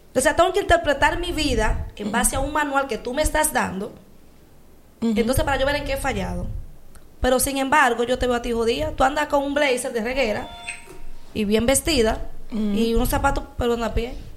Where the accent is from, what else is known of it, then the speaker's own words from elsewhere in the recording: Dominican Republic; nosotros como dominicanos